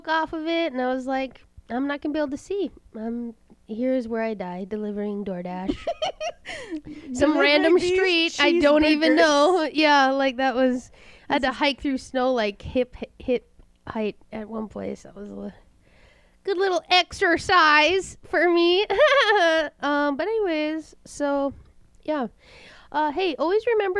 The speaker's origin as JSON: {"language": "English", "country": "United States", "said": "I love being an American"}